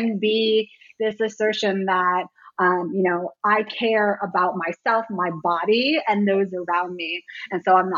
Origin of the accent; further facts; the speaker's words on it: Washington, District of Columbia, United States; I was a little too young for the hardcore scene here in DC. I grew up more on …, you know, …'s later band